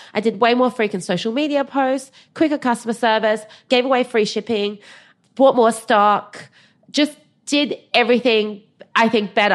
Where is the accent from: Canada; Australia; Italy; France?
Australia; also born or lived in China; we immigrated from China when I was eight